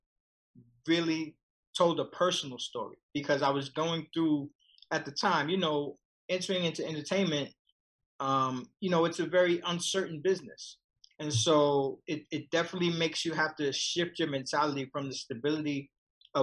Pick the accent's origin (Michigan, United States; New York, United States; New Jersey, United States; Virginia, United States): New York, United States; New York City; I grew up in Marcy Projects